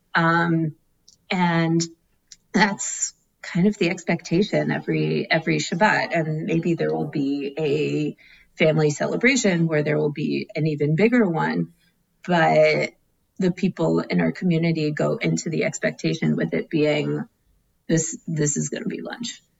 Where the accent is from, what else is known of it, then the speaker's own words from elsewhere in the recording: Atlanta, Georgia, United States; now in Philadelphia, United States; the shul I grew up in in Atlanta